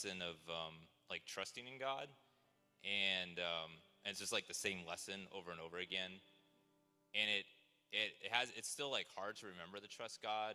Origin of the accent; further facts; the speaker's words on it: Seattle, Washington, United States; also born or lived in China / Taiwan; I grew up mostly in the Seattle area